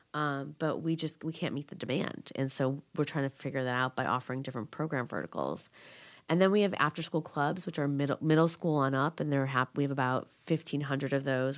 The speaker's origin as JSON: {"language": "English", "town": "Schaumburg", "region": "Illinois", "country": "United States", "tie": "born or raised there", "said": "It was hard growing up in Schaumburg"}